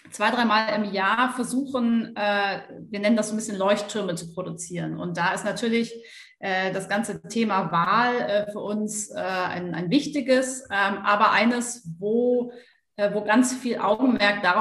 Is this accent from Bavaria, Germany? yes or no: yes; Bavaria, Germany; also zum einen komme ich aus dem Allgäu und so dieses Bild Kühe auf der Weide ist für mich totales Heimatgefühl.